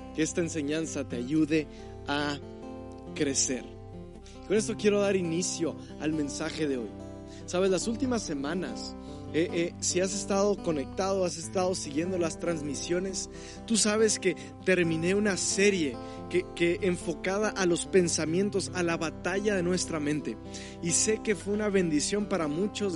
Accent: Mexico; nuestro mismo lenguaje como mexicano, nuestra cultura

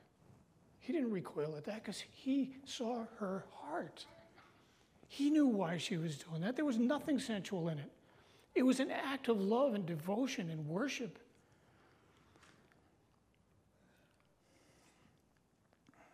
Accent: Massachusetts, United States; now in North Country, United States; I was born in Massachusetts

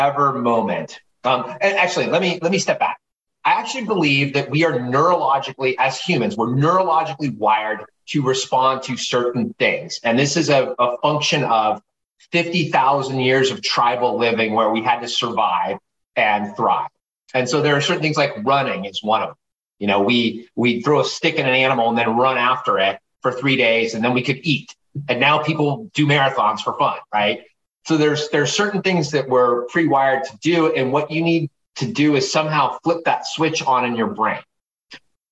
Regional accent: Southern California, United States; growing up in Southern California, punk rock skateboard kid

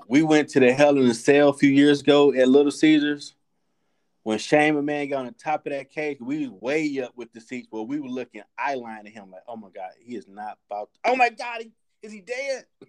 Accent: United States; we're American

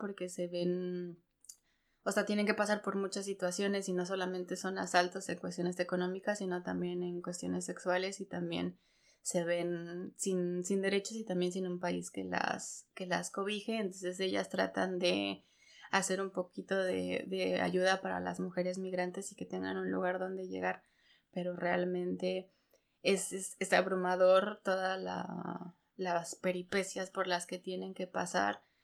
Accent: Pachuca, Hidalgo, Mexico; moved away as an adult; now in Germany; yo soy de Hidalgo, de Pachuca

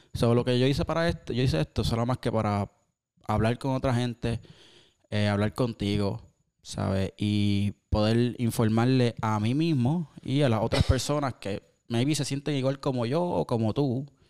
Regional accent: Cabo Rojo, Puerto Rico; somos de Cabo Rojo. Eh, todos los caborrojeños

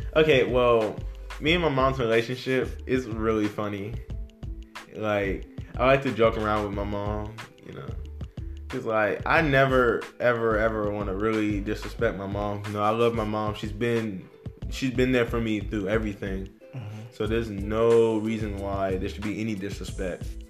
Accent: Fayetteville, United States; also born or lived in Plainfield, New Jersey; I was born in Plainfield, New Jersey, and I moved to um, Fayetteville when I was five, and I grew up here.

